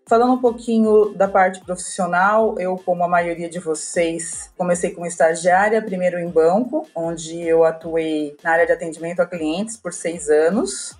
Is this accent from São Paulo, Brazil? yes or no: yes; São Paulo, Brazil; Eu sou de São Paulo, nascida e criada em São Paulo. Também sempre estudei aqui na capital